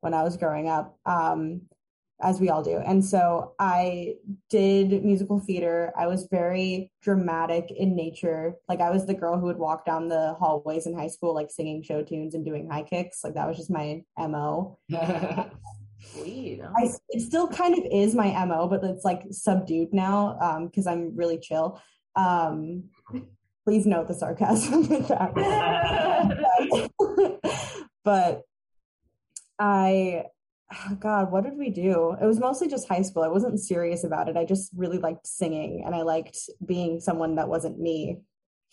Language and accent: English; Long Island, Nassau County, New York, United States; I'm from Long Island